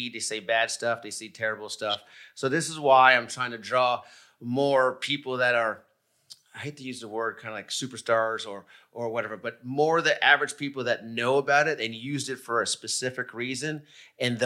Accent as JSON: {"language": "English", "town": "Montreal", "region": "Quebec", "country": "Canada", "moved": "yes", "said": "I'm originally from Canada. I'm from Montreal"}